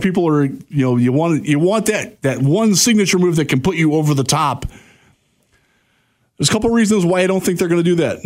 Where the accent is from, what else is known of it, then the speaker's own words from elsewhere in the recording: Cedar Point area, Northern Ohio, United States; moved away as an adult; also born or lived in Houston, Texas; I'm from the Cedar Point area